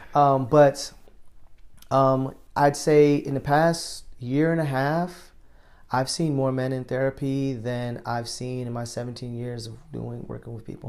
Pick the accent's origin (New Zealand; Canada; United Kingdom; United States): United States; New York; moved away as an adult; also born or lived in Chicago; growing up in New York